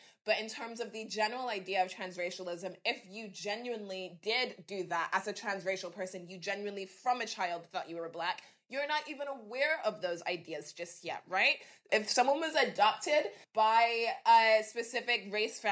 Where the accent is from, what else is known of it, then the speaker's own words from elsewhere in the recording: Dallas, Texas, United States; This was when I was growing up in Texas. I had a Black family, went to Black church, was in sort of inner city Dallas.